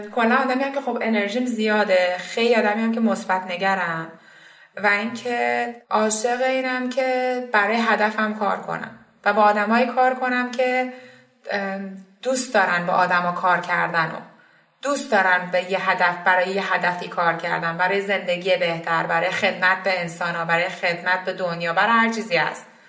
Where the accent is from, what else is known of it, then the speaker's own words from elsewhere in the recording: Isfahan, Iran; moved away as an adult; also born or lived in Mazandaran / United States / Vancouver, Canada; now in Canada; من متولد اسفند 61 م شهر اسفهان به دنیا